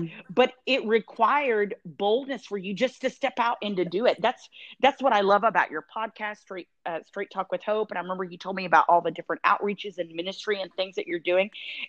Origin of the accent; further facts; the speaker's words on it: Dallas, Texas, United States; also born or lived in Tulsa, Oklahoma; now in Tampa, United States; I hung out and stayed there in Tulsa and worked at the Prayer and Healing Center. I was there for like 7 years. And then I'm from Dallas originally, so I moved back there.